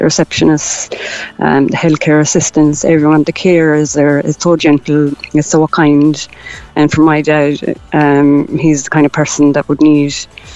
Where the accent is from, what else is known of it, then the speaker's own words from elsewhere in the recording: Kerry, Munster, Ireland; now in Cork, Ireland; I'm originally from Kerry, but I live in Cork